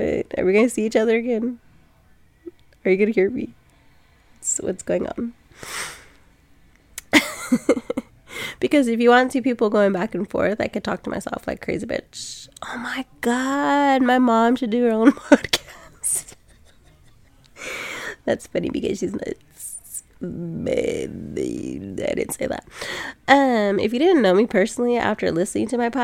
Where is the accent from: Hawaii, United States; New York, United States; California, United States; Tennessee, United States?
California, United States; Sacramento; I'm from Sac, but I live on, like, the outskirt of town now.